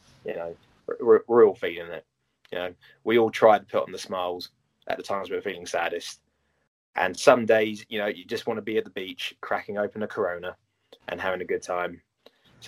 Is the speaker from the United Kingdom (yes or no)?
yes; United Kingdom; as British people